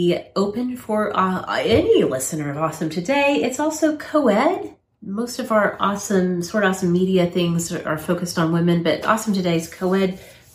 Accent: United States; as an American

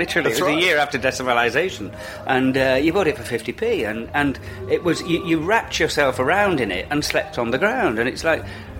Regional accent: Hull, Yorkshire and the Humber, United Kingdom; I grew up in Hull

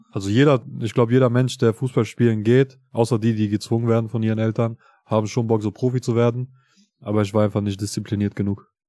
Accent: Kosovo; ich komme ja aus Kosovo

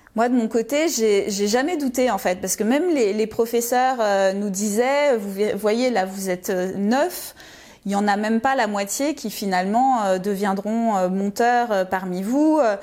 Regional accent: Lyon, Auvergne-Rhône-Alpes, France; moved away as an adult; je suis née à Lyon et j'ai grandi euh, à Lyon euh, jusqu'à mes 18 ans

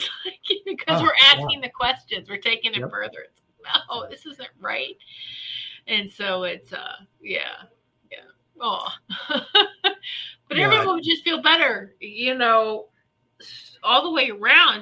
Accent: Virginia, United States; growing up in Virginia, you know, Chesapeake Bay, crabs

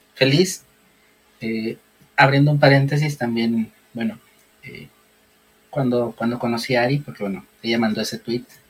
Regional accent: Guadalajara, Jalisco, Mexico; yo vivo en Guadalajara, pero no nací en Guadalajara, yo vivo desde los tres años aquí, pero yo siempre he dicho que soy tapatío

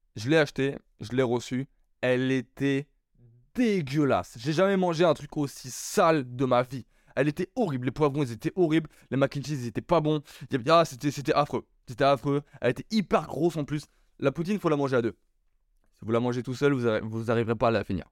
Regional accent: France; also born or lived in Bordeaux; Je suis français

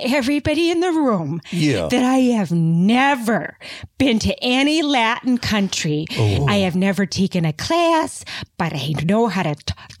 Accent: Spain; English is a second language; I'm from Spain.

